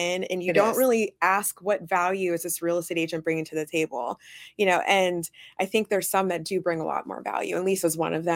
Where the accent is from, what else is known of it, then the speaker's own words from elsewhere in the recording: Youngstown, Ohio, United States; also born or lived in Canfield, Ohio; I was born in Youngstown, Ohio. So I'm from this area. So I'm from Youngstown. I am Youngstown, Mahoney Valley through and through